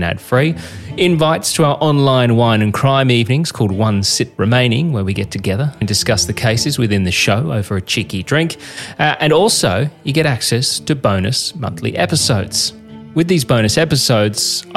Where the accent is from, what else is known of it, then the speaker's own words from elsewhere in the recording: Queensland, Australia; growing up in Queensland